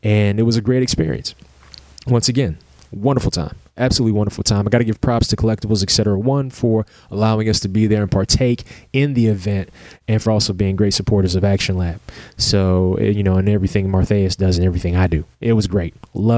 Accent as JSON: {"language": "English", "town": "Lexington", "region": "Kentucky", "country": "United States", "tie": "born or raised there", "said": "We started off earlier this year at the Lexington Comic Con in my hometown."}